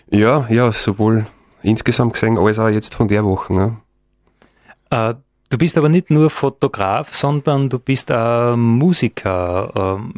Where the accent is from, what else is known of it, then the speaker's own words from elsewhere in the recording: Dobersberg, Lower Austria, Austria; da wo ich herkomme aus Dobersberg, wir haben einen Naturpark.